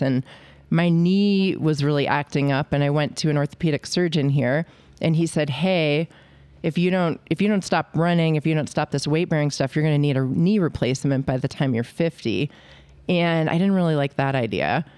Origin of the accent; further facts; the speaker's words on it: New England, United States; moved away as an adult; also born or lived in Cornell; now in Victor, Idaho, United States; I started out in a, you know, Catholic family growing up in New England